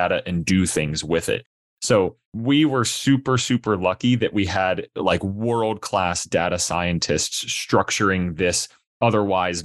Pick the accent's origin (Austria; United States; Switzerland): United States; Pittsburgh, Pennsylvania; born and raised in Pittsburgh, Pennsylvania